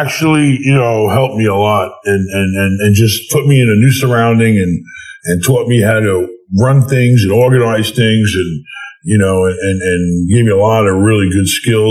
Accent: New York, United States; growing up in New York

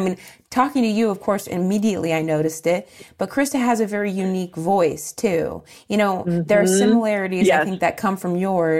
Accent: Dayton, Ohio, United States; now in Los Angeles, United States; we grew up in Dayton, Ohio, Southwest Ohio

